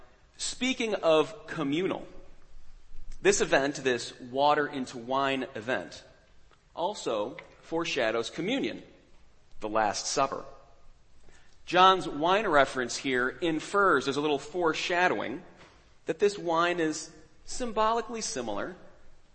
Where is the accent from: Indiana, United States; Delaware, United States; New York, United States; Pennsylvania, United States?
New York, United States; New York City; I'm from New York City.